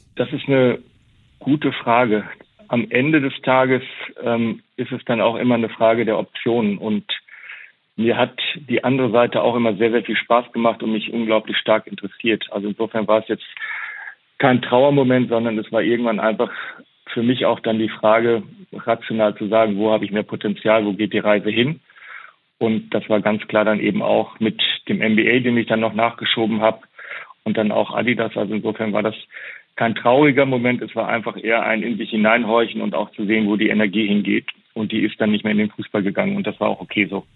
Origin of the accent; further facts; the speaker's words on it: Germany; jeder, der in Deutschland mit der Bundesliga groß wird, ähm, und ich bin ein Kind der Bundesliga